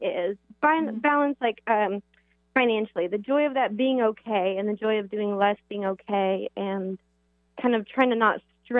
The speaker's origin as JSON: {"language": "English", "region": "the South", "country": "United States", "moved": "yes", "said": "I'm actually from the South originally"}